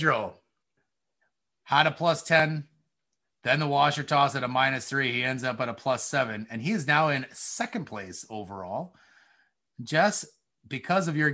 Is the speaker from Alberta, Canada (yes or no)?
no; Cambridge, Ontario, Canada; moved away as an adult; now in Kitchener, Canada; I'm from Cambridge